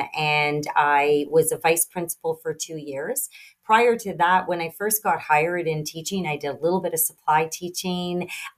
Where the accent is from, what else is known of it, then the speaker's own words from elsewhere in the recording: Sault Ste. Marie, Ontario, Canada; I did a contest, and I won in my local, in my hometown, Sault Ste. Marie, and we had a winter carnival.